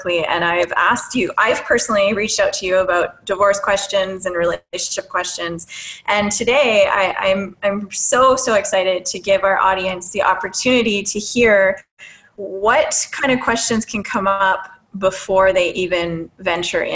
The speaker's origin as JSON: {"language": "English", "town": "Timmins", "region": "Ontario", "country": "Canada", "tie": "born or raised there", "said": "I'm from Timmins, Ontario"}